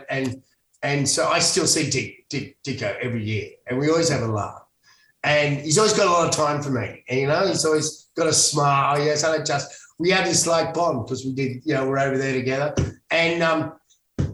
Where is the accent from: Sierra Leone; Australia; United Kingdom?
Australia; Sydney, New South Wales; also born or lived in Los Angeles, United States; I'm a Bondi boy.